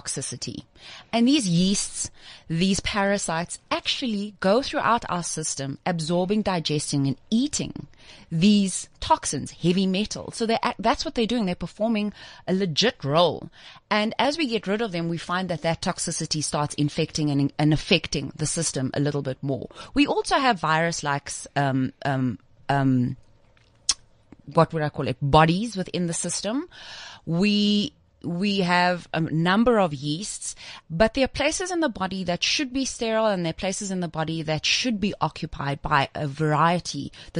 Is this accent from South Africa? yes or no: yes; South Africa; also born or lived in Zimbabwe; I was born in Zimbabwe and I grew up in South Africa